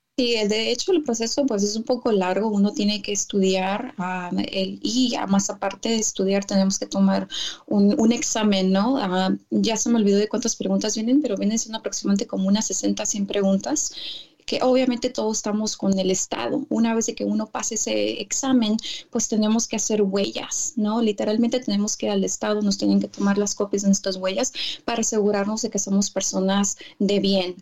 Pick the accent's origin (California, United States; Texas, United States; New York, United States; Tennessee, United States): California, United States; also born or lived in Tijuana, Mexico; yo soy mexicana, nacida aquí en Estados Unidos de papás mexicanos, pero ya nací en California